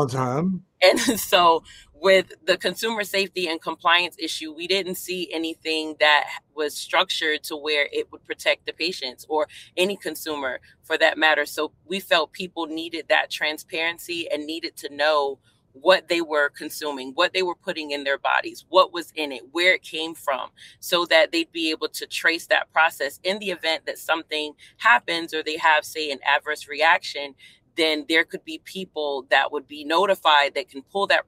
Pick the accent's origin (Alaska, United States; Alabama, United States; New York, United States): New York, United States; New York City; also born or lived in Hampton Roads, Virginia; now in Virginia, United States; I'm originally from Brooklyn, New York